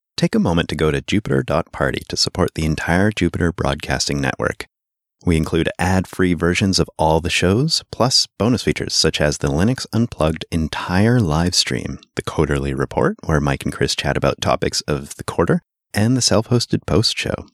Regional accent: Sudbury, Ontario, Canada; I'm from Sudbury, Ontario, which is a mining town in northern Ontario

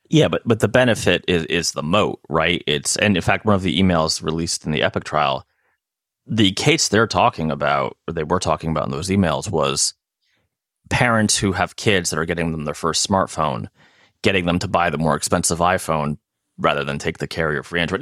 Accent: United States; I'm American

